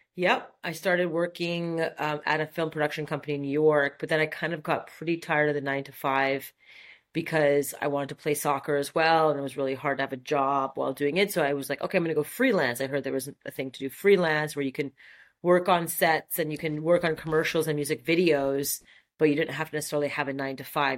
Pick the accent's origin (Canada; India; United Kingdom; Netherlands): Canada; Montreal, Quebec; accent: French; first language French; English is a second language; moved away as an adult; Grew up in, in Montreal, super French part of Montreal, Brossard, and um, yeah, it's where I spent the first eighteen years of my life